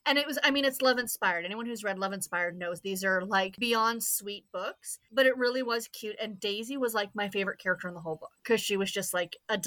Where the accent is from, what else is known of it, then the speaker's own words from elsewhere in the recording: Canada; as a Canadian